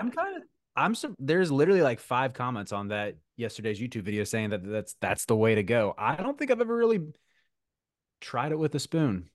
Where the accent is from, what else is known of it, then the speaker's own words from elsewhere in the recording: Charlotte, North Carolina, United States; I grew up in Charlotte